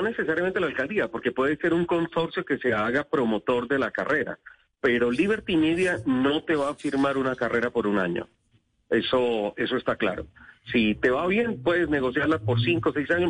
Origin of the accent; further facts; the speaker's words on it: Colombia; soy el primer colombiano a levantar la mano